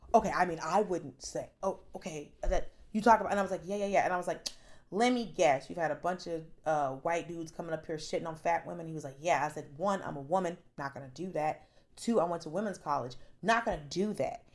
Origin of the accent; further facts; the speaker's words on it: Atlanta, Georgia, United States; I'm from Atlanta.